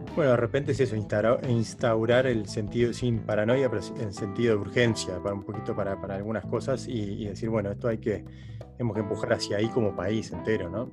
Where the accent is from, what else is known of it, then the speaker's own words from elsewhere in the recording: Uruguay; moved away as an adult; now in Netherlands; siendo uruguayo, pero hace siete años, que, ocho años que vivo acá